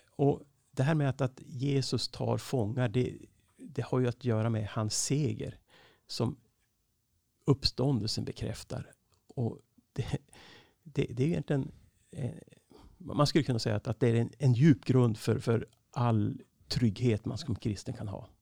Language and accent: Swedish; Skellefteå, Västerbotten County, Sweden; also born or lived in Norrbotten; now in Uppsala, Sweden; jag är född uppe i Norrbotten, uppvuxen i Skellefteå